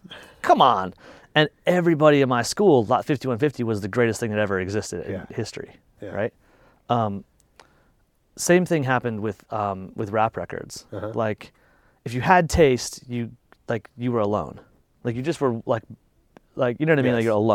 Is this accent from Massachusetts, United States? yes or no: no; Fort Collins, Colorado, United States; in my hometown. Like, I live in Fort Collins, it's a little town, it's a college town.